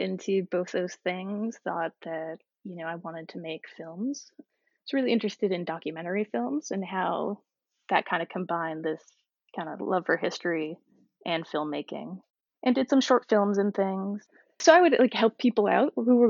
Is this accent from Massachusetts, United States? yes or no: yes; Massachusetts, United States; now in Baltimore, United States; I grew up in Massachusetts